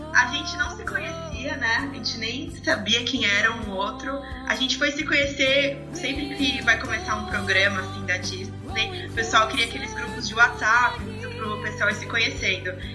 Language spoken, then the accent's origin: Portuguese; São Paulo, Brazil; eu sou de São Paulo